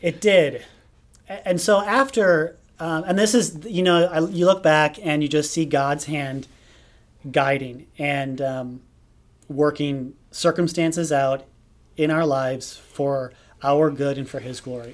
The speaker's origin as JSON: {"language": "English", "town": "Hubertus", "region": "Wisconsin", "country": "United States", "tie": "born or raised there", "said": "I grew up in Hubertus, Wisconsin, which is a small town just north of Milwaukee."}